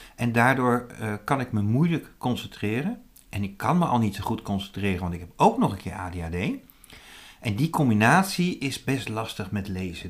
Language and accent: Dutch; Zutphen, Gelderland, Netherlands; dat was in Zutphen, waar ik vandaan kom